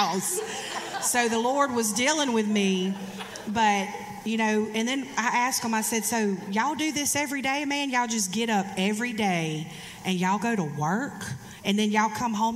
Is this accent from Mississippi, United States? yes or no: yes; Hattiesburg, Mississippi, United States; my hometown of Hattiesburg, Mississippi